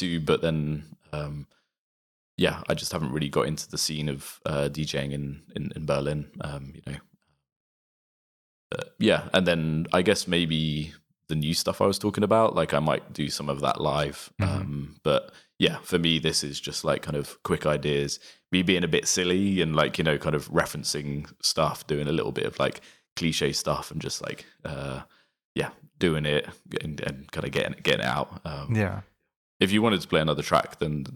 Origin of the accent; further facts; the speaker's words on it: Reading, South East England, United Kingdom; I grew up in Reading, which is I guess known for the festival